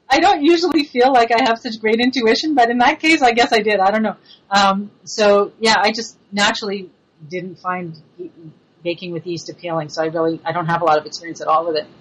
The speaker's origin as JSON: {"language": "English", "town": "Montreal", "region": "Quebec", "country": "Canada", "accent": "French influence", "moved": "yes", "said": "I'm originally from Montreal, so I have a little bit of that French influence"}